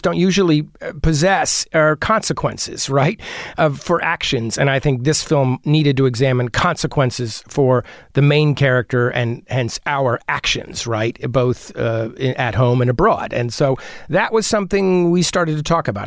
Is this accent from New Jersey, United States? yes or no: yes; New Providence, New Jersey, United States; also born or lived in Brooklyn, New York; now in Los Angeles, United States; I grew up in New Jersey